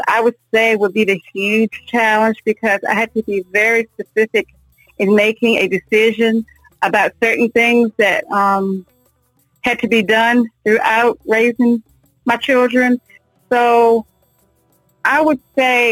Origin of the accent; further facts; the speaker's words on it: Virginia, United States; now in North Carolina, United States; I'm originally from Virginia. I moved to North Carolina in 1998.